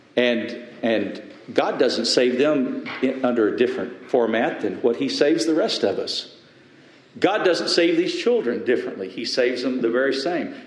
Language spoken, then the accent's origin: English; West Texas, United States; I'm from West Texas